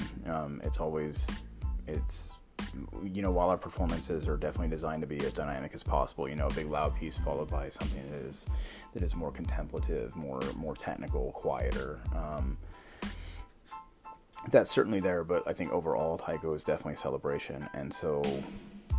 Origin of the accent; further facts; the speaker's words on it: San Antonio, Texas, United States; now in Dallas-Fort Worth, United States; I'm from San Antonio